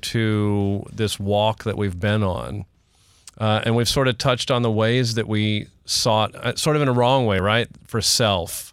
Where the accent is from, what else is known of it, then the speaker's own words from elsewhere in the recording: Houston, Texas, United States; I'm from Houston, not Oklahoma.